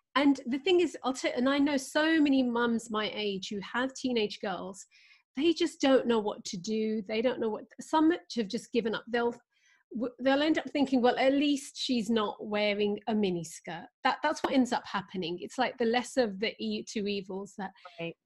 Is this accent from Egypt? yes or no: no; Pakistan; I'm from Pakistan